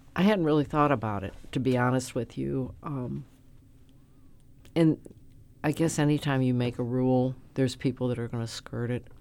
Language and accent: English; St. Louis, Missouri, United States; I'm a lifelong citizen of the city of Saint Louis. I grew up in South Saint Louis in the fourteenth Ward